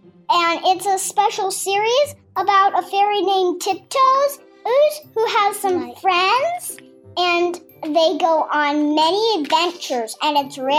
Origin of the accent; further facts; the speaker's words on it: Wisconsin, United States; I'm from Wisconsin, and I'm 6 years old.